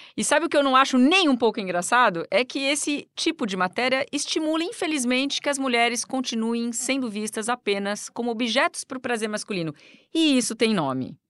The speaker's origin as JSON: {"language": "Portuguese", "country": "Brazil", "said": "era brasileira"}